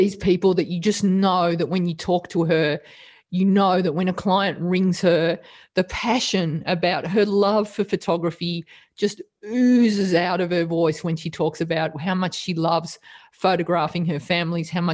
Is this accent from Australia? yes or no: yes; Australia; accent: thick Australian; as thick an Australian accent as me